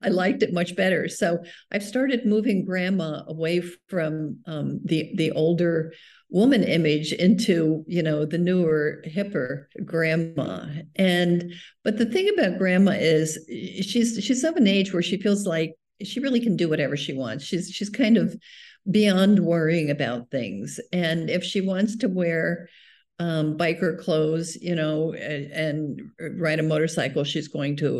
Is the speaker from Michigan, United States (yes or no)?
no; South River, New Jersey, United States; lived in this little town where I grew up in South River, New Jersey